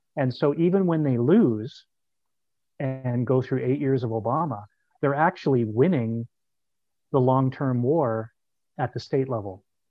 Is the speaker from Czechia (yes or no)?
no; Canada; as a Canadian